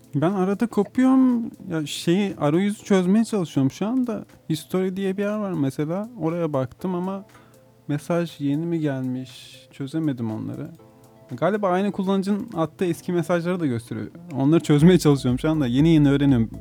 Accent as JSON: {"language": "Turkish", "region": "Manisa", "country": "Turkey", "also_born_or_lived": "Muğla", "moved": "yes", "lives_now": "İzmir, Turkey", "said": "Yakın sayılırım ben de Manisa. 15 senedir falan İzmir'de yaşıyorum ben"}